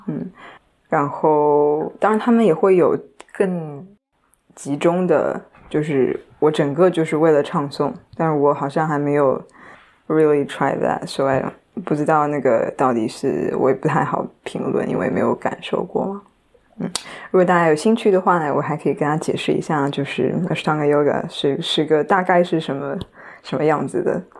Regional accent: Shanghai, China; first language Chinese; 来自上海 然后今年二十五岁

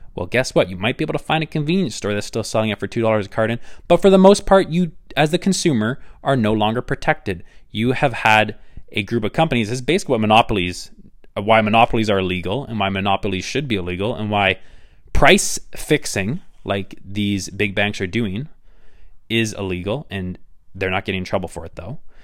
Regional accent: Canada; I am Canadian

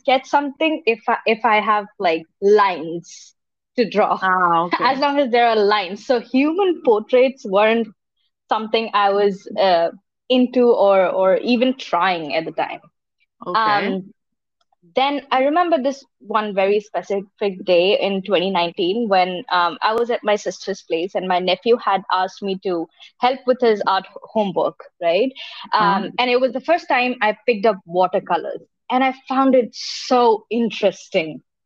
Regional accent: India; I am from India

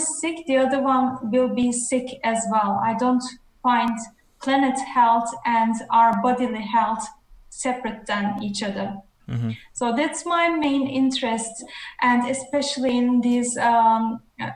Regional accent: Netherlands; now in Sweden; I'm from the Netherlands, currently in Sweden

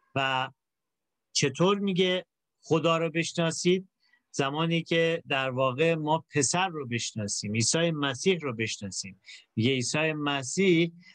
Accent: Iran; ما تو کشوری در واقع متولد شدیم که آدما خیلی دنبال خدا هستن

